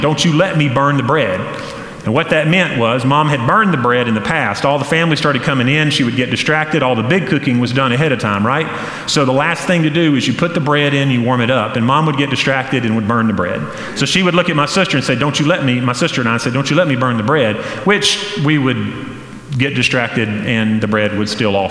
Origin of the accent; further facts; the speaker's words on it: Flat Rock, North Carolina, United States; also born or lived in Hendersonville, North Carolina; Growing up in Hendersonville or in Flat Rock